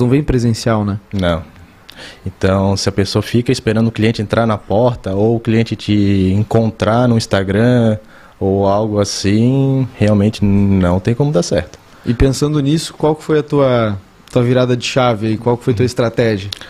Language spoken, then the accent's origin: Portuguese; São José, Santa Catarina, Brazil; moved away as an adult; also born or lived in Criciúma; now in Itapema, Brazil; Eu nasci em Criciúma, mas morei a vida toda ali em São José, Florianópolis